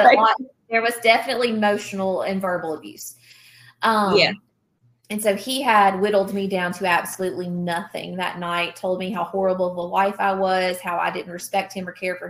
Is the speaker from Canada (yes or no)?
no; the South, United States; again, we're from the South, right?